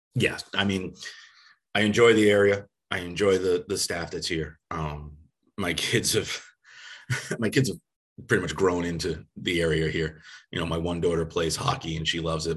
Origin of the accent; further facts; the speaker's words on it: Long Island, New York, United States; moved away; where I grew up on Long Island, New York